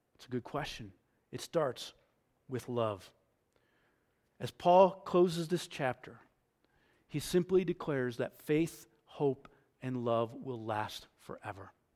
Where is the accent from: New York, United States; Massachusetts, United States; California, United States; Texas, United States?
New York, United States; I grew up in New York.